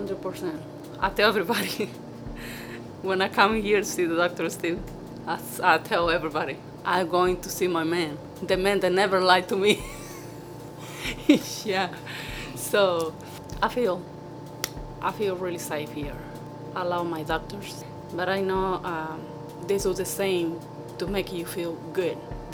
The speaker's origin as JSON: {"language": "English", "country": "Mexico", "second_language": "English", "moved": "as an adult", "lives_now": "United States", "said": "I'm from Mexico. I've been here in the United States for 22 years, almost 23."}